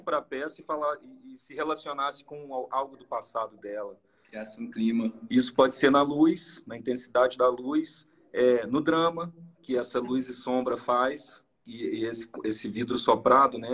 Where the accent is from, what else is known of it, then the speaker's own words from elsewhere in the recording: Minas Gerais, Brazil; a gente é mineiro mesmo